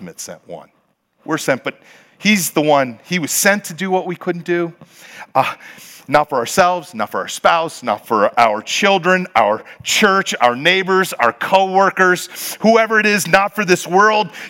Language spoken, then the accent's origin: English; Pennsylvania, United States; now in California, United States; I'm from the hills of Pennsylvania. I'm a hillbilly